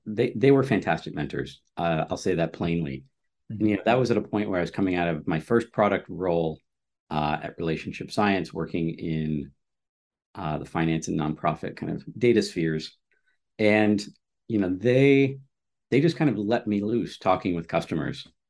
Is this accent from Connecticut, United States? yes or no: yes; Stamford, Connecticut, United States; I grew up in Stamford, Connecticut